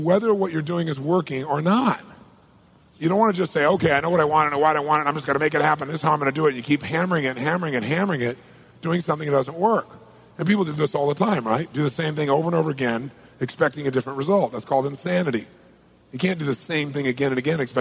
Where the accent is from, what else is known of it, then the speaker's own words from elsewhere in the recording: Southern California, United States; I'm from Southern California